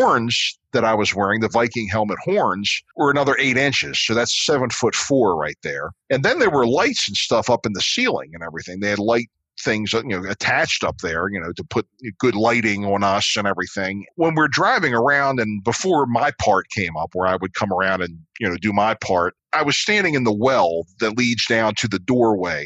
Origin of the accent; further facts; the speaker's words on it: Dundalk, Maryland, United States; I grew up in Dundalk, a suburb outside.